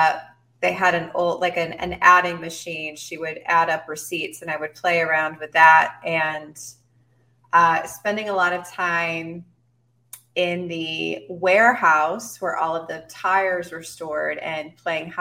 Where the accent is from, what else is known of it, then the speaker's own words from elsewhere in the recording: Fort Worth, Texas, United States; I was born in Fort Worth, Texas, in the United States of America, in the year 1978. I grew up in Fort Worth proper, and then we moved when I was around 7